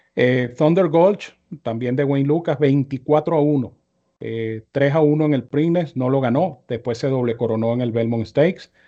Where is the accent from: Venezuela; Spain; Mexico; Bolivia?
Venezuela; como venezolano